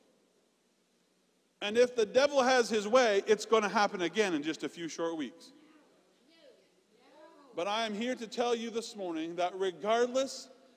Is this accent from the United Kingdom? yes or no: no; Canada; now in United States; I'm Canadian.